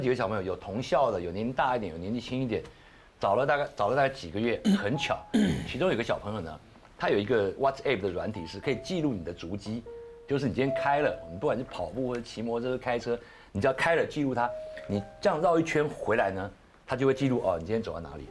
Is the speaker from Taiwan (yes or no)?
yes; Taiwan; 至少我们台湾人是尊重所有宗教